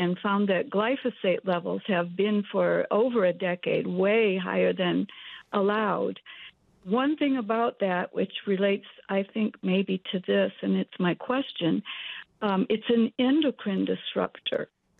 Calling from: Michigan, United States; I am from Michigan

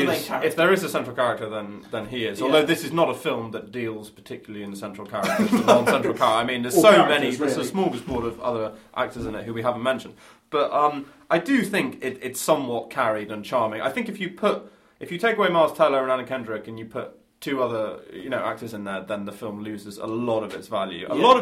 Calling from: England, United Kingdom; I'm calling from England.

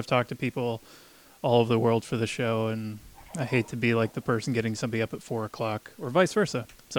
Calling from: Davis, California, United States; I'm calling from a place called Davis. It's just outside of Sacramento.

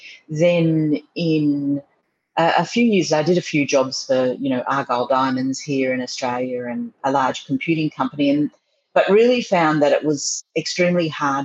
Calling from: Paris, Île-de-France, France; Bonjour. I'm today in Paris. I'm living in the most beautiful area, beautiful big open avenues.

